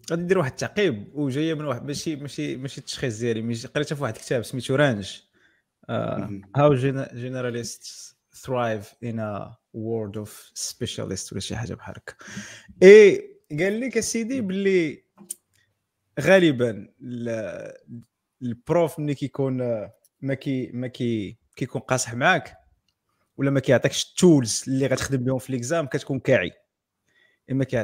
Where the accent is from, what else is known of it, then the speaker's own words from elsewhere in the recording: Morocco; الا عشتي في الا قريتي في المغرب راه سرفايفل